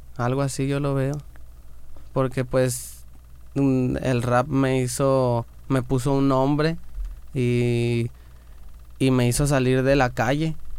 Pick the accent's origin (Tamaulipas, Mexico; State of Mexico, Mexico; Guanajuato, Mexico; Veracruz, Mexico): Guanajuato, Mexico; Me acuerdo cuando yo estaba en Morrillo